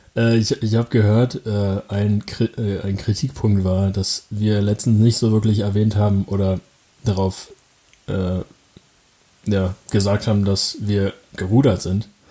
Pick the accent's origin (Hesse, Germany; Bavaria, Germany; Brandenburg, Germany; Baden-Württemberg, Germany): Brandenburg, Germany; Falkensee; Das heißt Falkensee, da komme ich her, da bin ich aufgewachsen